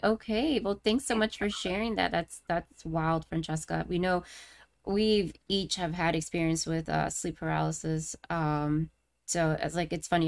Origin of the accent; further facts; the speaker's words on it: Miami, Florida, United States; moved away; also born or lived in Maryland; I'm from uh, Miami, Florida originally, so when I moved up to to Maryland to like the DC area